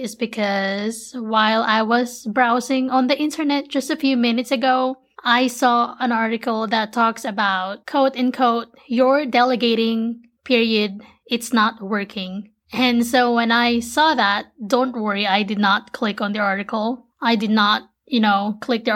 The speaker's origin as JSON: {"language": "English", "town": "Manila", "region": "Metro Manila", "country": "Philippines", "tie": "born or raised there", "moved": "yes", "lives_now": "United States"}